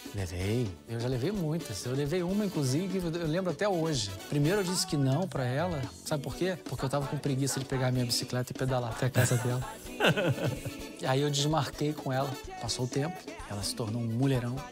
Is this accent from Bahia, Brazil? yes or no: no; Rio de Janeiro, Brazil; moved away as an adult; also born or lived in Japan; now in Italy; Carioca, nascido e criado no Rio de Janeiro, porém, de origem de descendência italiana